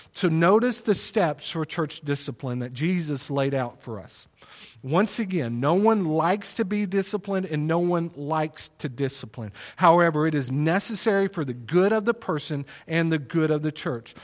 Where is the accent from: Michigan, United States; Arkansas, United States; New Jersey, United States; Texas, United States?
Texas, United States; Plano; also born or lived in Wylie, Texas; we moved from Plano to Wiley, um, on my twelfth birthday. And so I was in the sixth grade.